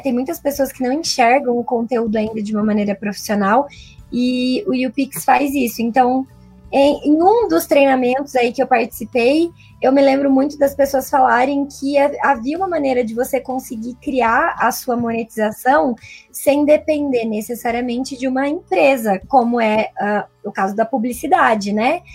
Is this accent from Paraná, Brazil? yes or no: yes; interior of Paraná, Brazil; moved away; also born or lived in São Paulo; eu sou do interior do Paraná, mas nessa época tava morando em São Paulo